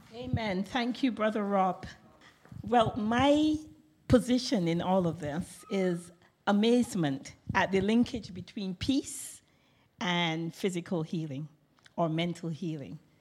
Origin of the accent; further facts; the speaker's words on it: England, United Kingdom; as an English person